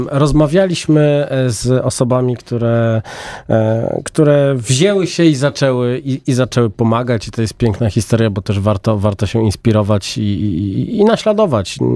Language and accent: Polish; home town of KGHM, Lower Silesian Voivodeship, Poland; now in Warsaw, Poland; Z mojego rodzinnego miasta.